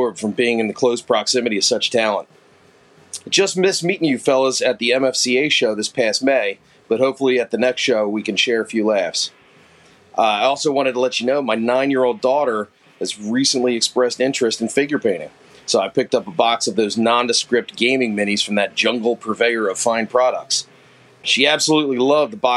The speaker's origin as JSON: {"language": "English", "town": "Philadelphia", "region": "Pennsylvania", "country": "United States", "accent": "Philly", "said": "my Philly accent"}